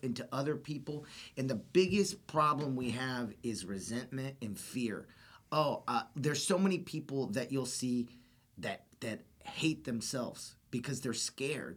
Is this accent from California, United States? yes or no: no; Austin, Texas, United States; I grew up here in Austin. I was born and raised in Austin